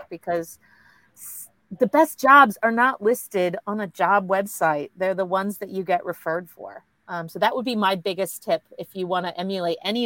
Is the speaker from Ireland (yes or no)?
no; United States; now in Australia; as an American